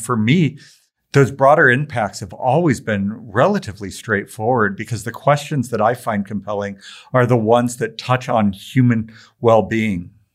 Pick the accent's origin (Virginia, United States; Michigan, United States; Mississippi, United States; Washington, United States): Washington, United States; Tacoma; I grew up in Tacoma, Washington.